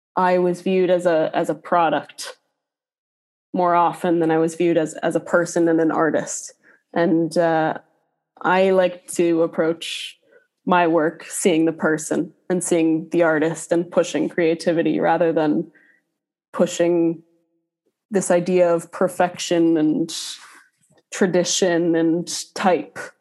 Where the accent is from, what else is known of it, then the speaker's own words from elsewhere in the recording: Minneapolis, Minnesota, United States; moved away as an adult; also born or lived in Boston, Massachusetts; now in Dublin, Ireland; I'm originally from Minneapolis, Minnesota